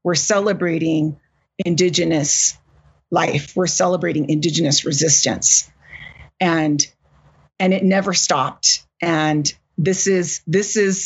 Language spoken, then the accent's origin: English; California, United States; my home state of California